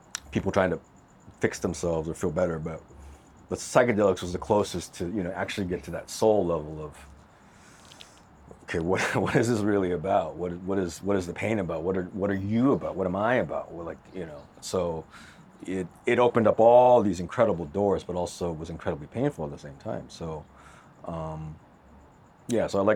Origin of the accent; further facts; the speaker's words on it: Los Angeles, California, United States; moved away as an adult; back to my hometown, back to LA again.